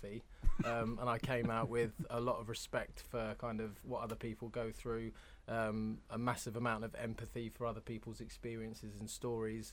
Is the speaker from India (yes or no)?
no; London, United Kingdom; moved away; I'm from Hammersmith, West London.